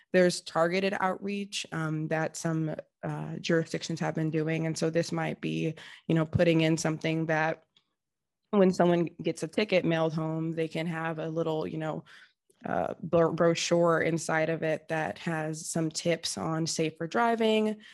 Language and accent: English; Seattle, Washington, United States; growing up in Seattle